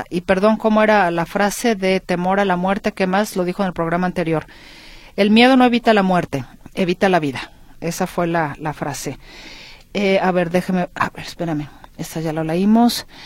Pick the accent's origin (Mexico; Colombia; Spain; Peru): Mexico; Guadalajara, Jalisco; born there; Yo nací en Guadalajara y era muy bonita.